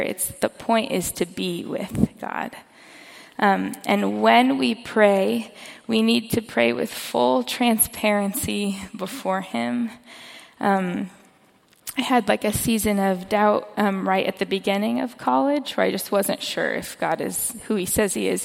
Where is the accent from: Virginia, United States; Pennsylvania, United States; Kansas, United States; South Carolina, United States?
Kansas, United States; moved away; I'm from Kansas. I grew up in a suburb.